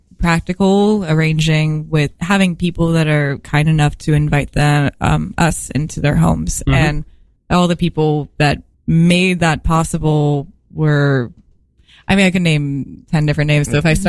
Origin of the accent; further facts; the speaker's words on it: Florida, United States; I grew up in Florida where the sweet tea runs like